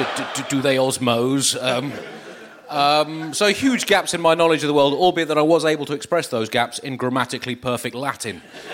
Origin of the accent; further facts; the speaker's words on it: England, United Kingdom; I'm from England, and we share elements of our past, clearly. And I went to a rather traditional English private school